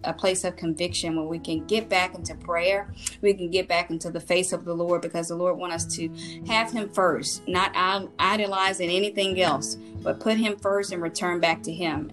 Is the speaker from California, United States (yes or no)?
no; Mississippi, United States; I'm from Mississippi